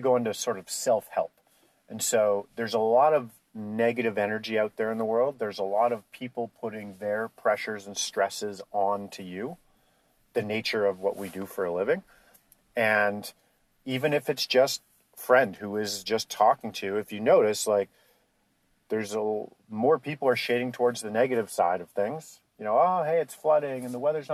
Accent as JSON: {"language": "English", "country": "Canada", "said": "we're Canadian"}